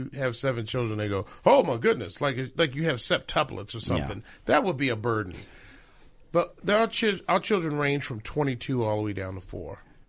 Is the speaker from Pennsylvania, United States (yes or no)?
no; Baltimore, Maryland, United States; born there; I am born on the East Coast. So I was born in Baltimore and moved here about 27 years ago.